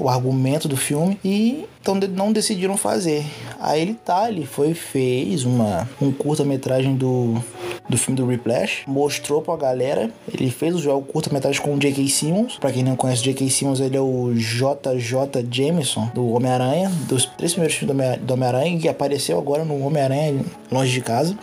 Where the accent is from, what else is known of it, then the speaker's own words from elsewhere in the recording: Rio de Janeiro, Brazil; Puxando X aqui, puxando S, porque eu sou carioca